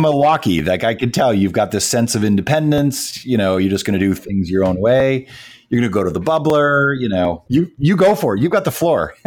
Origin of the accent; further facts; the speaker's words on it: Canada; being from uh, Canada and a very and a very proud Canadian